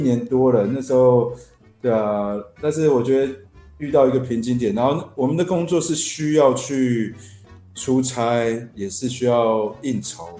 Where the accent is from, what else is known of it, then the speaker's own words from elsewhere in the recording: Taiwan; 我爷爷是湖南老兵，就是对。那时候三七、三八年随政府来台湾，其实我们就从小住在眷村里面嘛